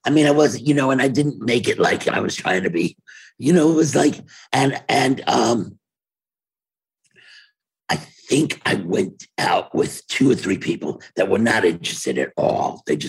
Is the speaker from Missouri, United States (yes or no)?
no; Brooklyn, New York, United States; But if there's a meeting, even if he came from LA and I came from Brooklyn, we're always going to be the first ones to show up at a meeting.